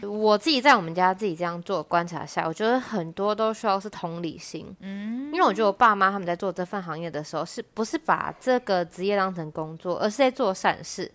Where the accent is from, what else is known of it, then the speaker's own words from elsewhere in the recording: Sanchong, New Taipei, Taiwan; 我目前是三重第一家藏银社的藏世代